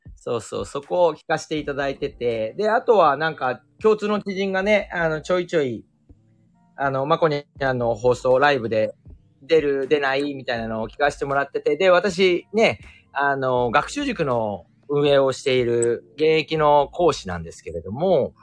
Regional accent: Tokyo, Japan; also born or lived in Ueno; 私地元浅草ですから

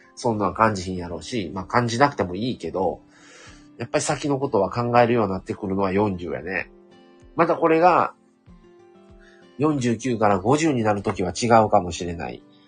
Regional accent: Kansai, Japan; ずっと関西に留まってた

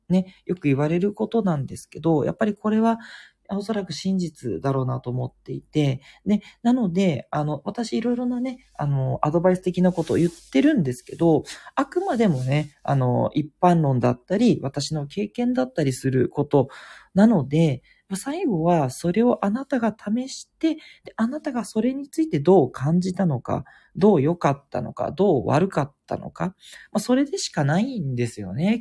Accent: Tokyo, Japan; also born or lived in Kitakyushu; 東京で育ったんだけど、実は北九州で育ってる時もあったりとか

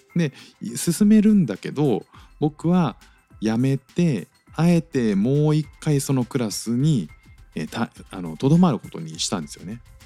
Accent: Japan; moved away as an adult; now in Singapore

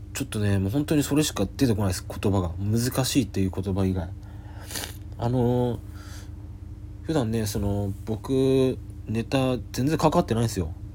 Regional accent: Yamagata, Japan; 僕は山形出身なんですよ

